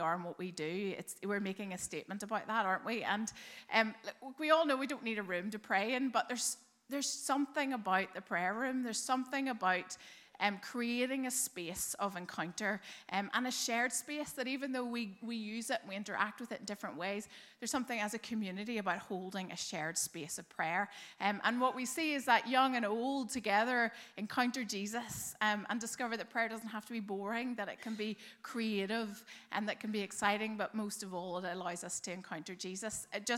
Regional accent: Belfast, Northern Ireland, United Kingdom; now in Dublin, Ireland; Well, you might not be able to tell from my accent, but I grew up in Belfast. I say that because I've actually now lived longer in Dublin

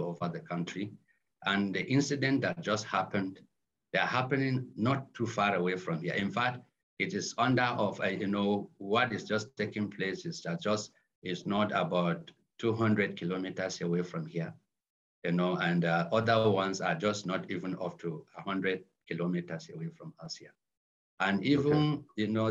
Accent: Kaduna State, Nigeria; That is in Kaduna State, where I come from

